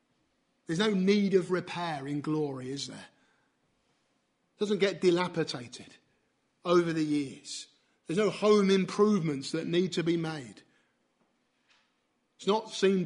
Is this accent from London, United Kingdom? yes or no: no; near Canterbury, South East England, United Kingdom; near where I grew up in Canterbury